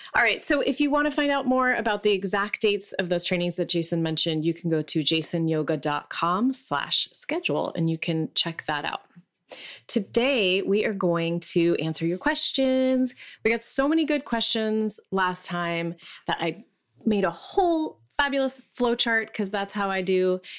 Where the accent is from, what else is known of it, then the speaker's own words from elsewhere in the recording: Allentown, Pennsylvania, United States; moved away; also born or lived in Bethlehem, Pennsylvania; I'm from Allentown, Pennsylvania